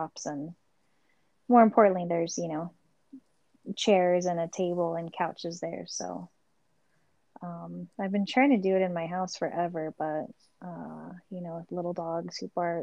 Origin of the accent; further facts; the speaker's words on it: Southern California, United States; also born or lived in Los Angeles, California / Orange County, California; now in Las Vegas, United States; I was born in LA and I'm from Southern California